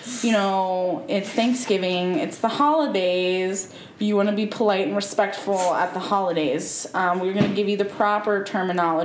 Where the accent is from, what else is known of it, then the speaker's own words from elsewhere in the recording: United States; also born or lived in Midwest; now in West Coast, United States; I grew up in the South and in the Midwest